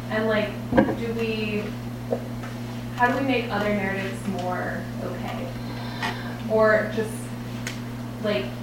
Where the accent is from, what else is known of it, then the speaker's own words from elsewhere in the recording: Canada; now in United States; I am Canadian, so I'm technically, I'm technically an immigrant.